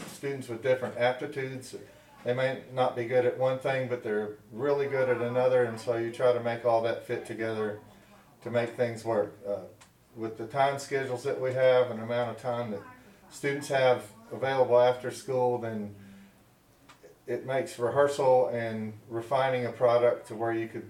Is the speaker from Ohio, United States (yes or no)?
no; De Queen, Arkansas, United States; now in Huntsville, United States; I come from Dequeen, Arkansas, home of the Leopards